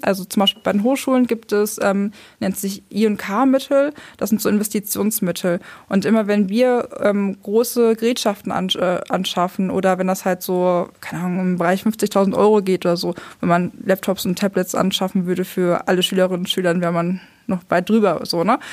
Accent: Lower Saxony, Germany; now in Hamburg, Germany; ich komme eigentlich aus Niedersachsen, war auf einer kooperativen Gesamtschule

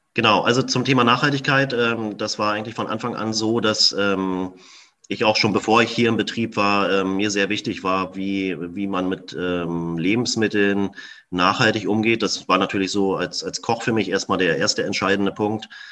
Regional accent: Berlin, Germany; moved away as an adult; now in Bohmstedt, Germany; ich bin ja in Berlin ähm, geboren, groß geworden, zur Schule gegangen

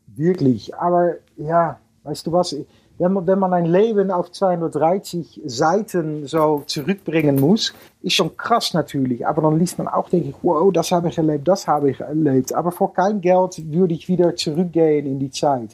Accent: Netherlands; German is a second language; bin ich aus Holland

